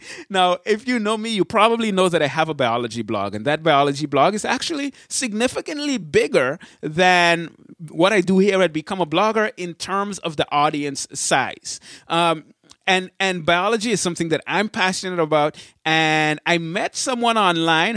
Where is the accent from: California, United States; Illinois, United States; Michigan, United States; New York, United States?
Michigan, United States; Berrien Springs; I say I'm from Michigan. And when they ask, "Where, hey, where in Michigan?" It's always the same thing. I say, "Berrien Springs, Michigan."